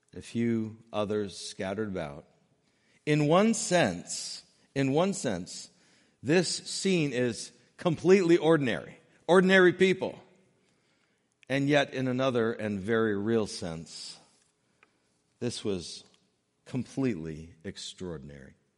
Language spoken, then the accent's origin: English; New England, United States; growing up in New England